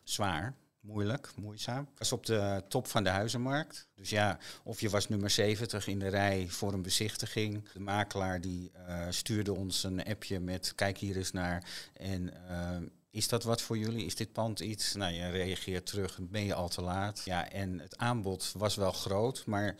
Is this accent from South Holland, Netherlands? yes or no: no; IJmuiden, North Holland, Netherlands; moved away as an adult; also born or lived in Zandvoort; now in Nuth, Netherlands; Ik ben eh, geboren en getogen in Amuiden